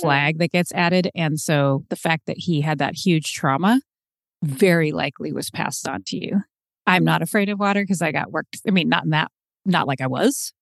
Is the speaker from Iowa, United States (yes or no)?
no; Seattle, Washington, United States; I was born in Seattle